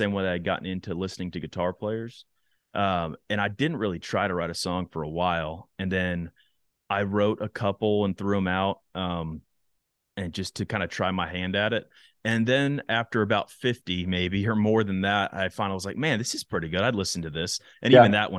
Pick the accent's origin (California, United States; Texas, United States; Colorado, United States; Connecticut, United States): Texas, United States; now in Nashville, United States; my home state of Texas